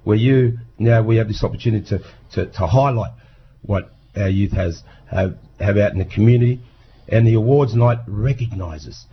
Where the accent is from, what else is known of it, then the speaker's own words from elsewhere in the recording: Peak Hill, New South Wales, Australia; moved away; I'm a Wiradjuri man. I'm from Peak Hill, Central West New South Wales